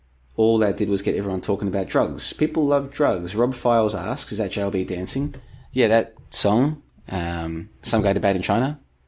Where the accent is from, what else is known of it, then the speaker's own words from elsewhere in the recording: Victoria, Australia; No, a little bit further southeast than Doveton. But we played in the same football league as Doveton.